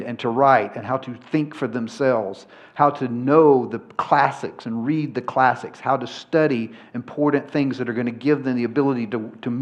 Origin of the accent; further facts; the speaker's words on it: Georgia, United States; I'm from Georgia